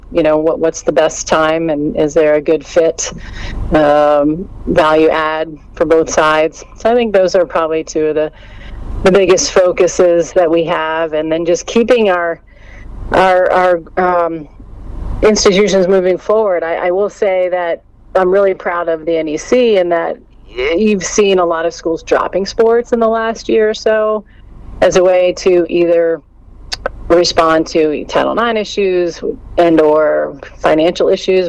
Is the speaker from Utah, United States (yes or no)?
no; New Jersey, United States; moved away as an adult; I grew up in New Jersey.